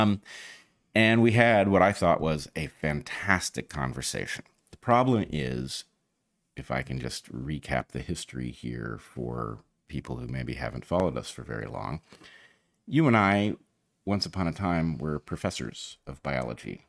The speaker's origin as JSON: {"language": "English", "region": "California", "country": "United States", "tie": "born or raised there", "said": "we grew up in California"}